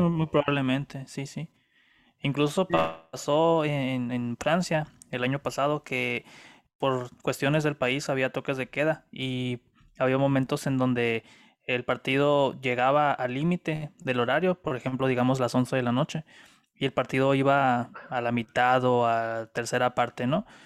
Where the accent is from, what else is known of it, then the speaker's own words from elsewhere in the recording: Mexico; nosotros mexicanos